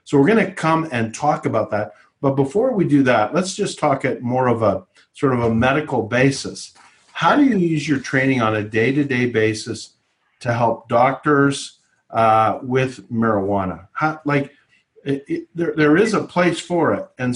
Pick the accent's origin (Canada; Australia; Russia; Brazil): Canada; moved away; I have a Canadian background. And in my home country that I grew up